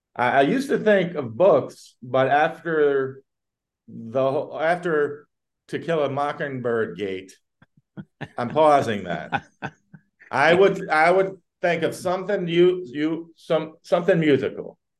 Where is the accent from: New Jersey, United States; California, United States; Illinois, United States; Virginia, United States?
Virginia, United States; moved away as an adult; also born or lived in Brooklyn, New York; I love my home state